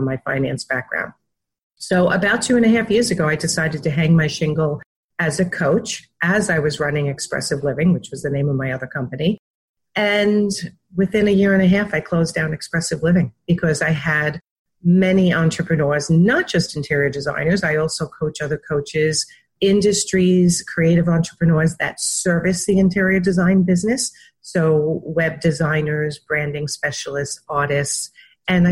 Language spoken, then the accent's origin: English; New York, United States; also born or lived in Wantagh, Long Island; I was raised in New York